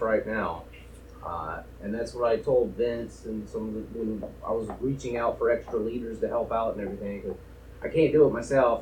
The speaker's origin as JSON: {"language": "English", "region": "Arkansas", "country": "United States", "tie": "born or raised there", "moved": "yes", "said": "I grew up in Arkansas"}